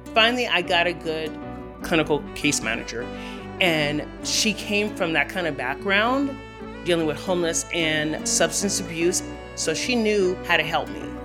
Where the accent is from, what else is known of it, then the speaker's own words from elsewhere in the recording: Los Angeles, California, United States; now in Denver, United States; I was born and raised in Los Angeles, California